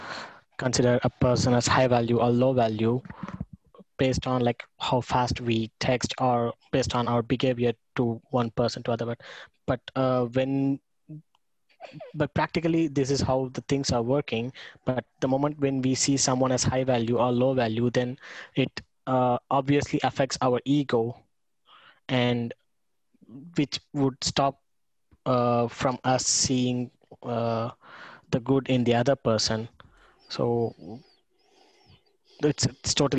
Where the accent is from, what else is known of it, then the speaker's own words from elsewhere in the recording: India; now in Germany; I come from India, so like I live in Germany